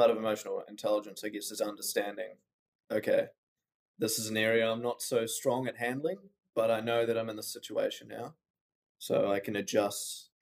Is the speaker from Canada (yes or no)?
no; New Zealand; now in Melbourne, Australia; we're both Kiwi